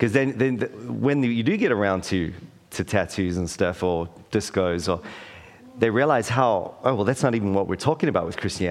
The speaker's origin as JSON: {"language": "English", "country": "South Africa", "tie": "born or raised there", "moved": "as an adult", "lives_now": "Wellington, New Zealand", "said": "I was raised in South Africa during the apartheid."}